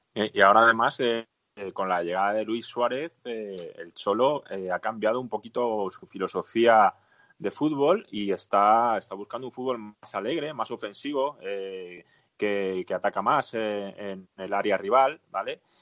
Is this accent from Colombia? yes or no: no; Spain; aquí en España